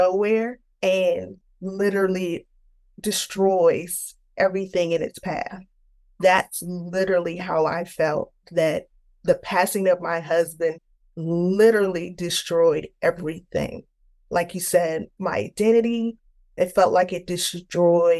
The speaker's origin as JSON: {"language": "English", "town": "Tampa", "region": "Florida", "country": "United States", "tie": "born or raised there", "said": "I grew up in Tampa, Florida"}